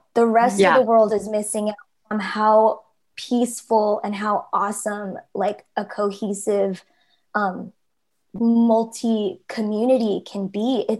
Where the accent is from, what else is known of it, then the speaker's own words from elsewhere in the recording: Fremont, California, United States; growing up in Fremont